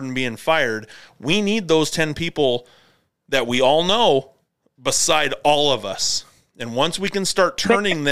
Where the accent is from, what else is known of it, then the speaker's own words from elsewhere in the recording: United States; As an American